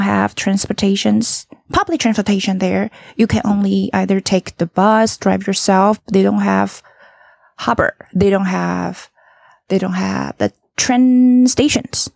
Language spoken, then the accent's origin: English; Taichung, Taiwan; I'm from Taichung, right?